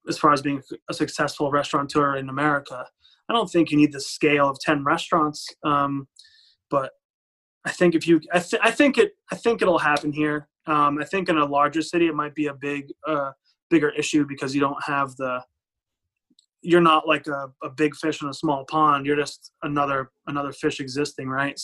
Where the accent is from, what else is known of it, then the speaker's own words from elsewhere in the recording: Providence, Rhode Island, United States; I'm from Providence and we have Johnson & Wales here